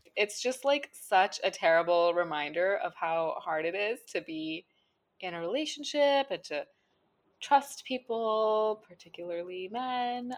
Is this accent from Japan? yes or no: no; India; As an Indian person, a citizen of India